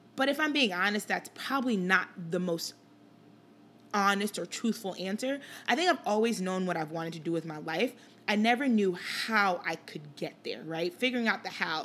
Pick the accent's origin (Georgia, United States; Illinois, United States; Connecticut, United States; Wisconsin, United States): Illinois, United States; Chicago; also born or lived in Liberia; I spent most of my childhood here in the Chicagoland area, uh, grew up in Rogers Park and then did high school in the suburbs